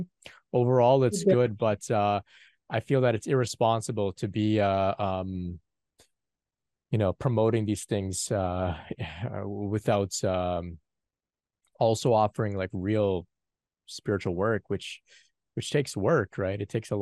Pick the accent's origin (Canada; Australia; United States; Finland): Canada; a young man from North America. Of course, I'm from Canada